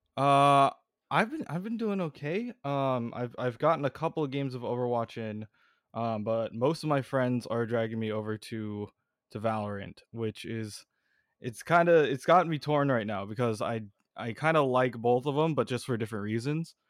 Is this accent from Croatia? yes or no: no; California, United States; we're both from California